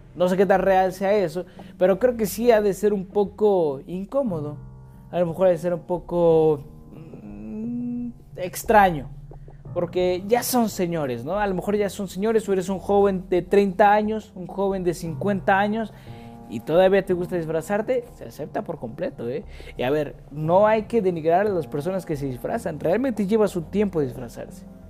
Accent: Mexico; como buen mexicano

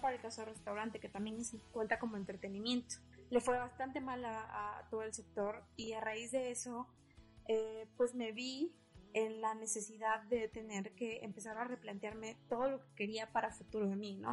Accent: San Andrés Tuxtla, Veracruz, Mexico; now in Mexico City, Mexico; a la ciudad de donde soy originaria, que es San Andrés Tuxtla

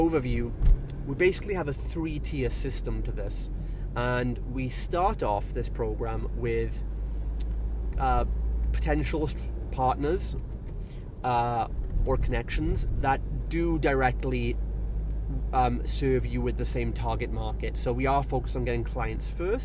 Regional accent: Wales, United Kingdom; I'm from Wales

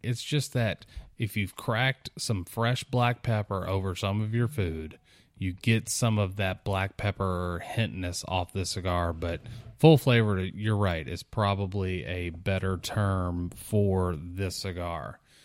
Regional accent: South Mississippi, United States; growing up in South Mississippi, visiting New Orleans quite a bit

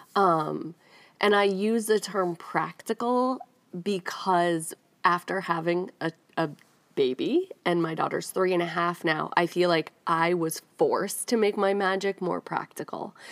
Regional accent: Northeast, United States; moved away as an adult; also born or lived in New York City / Rhode Island / New York; now in Nashville, United States; I grew up in the Northeast

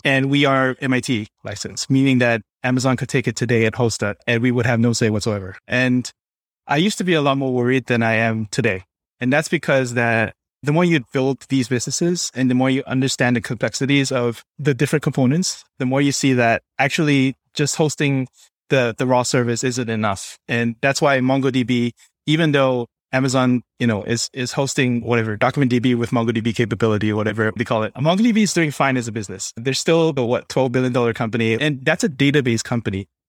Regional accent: Singapore; moved away; also born or lived in New York; I'm originally from Singapore

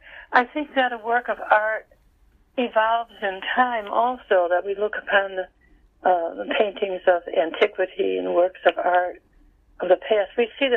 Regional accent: New York, United States; Well, I've gone back to my hometown

